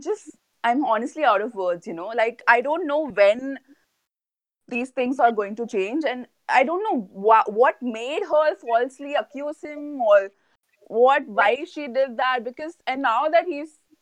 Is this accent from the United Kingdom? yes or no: no; Chennai, Tamil Nadu, India; now in Mumbai, India; I grew up in Chennai, and people are definitely more conservative there than Bombay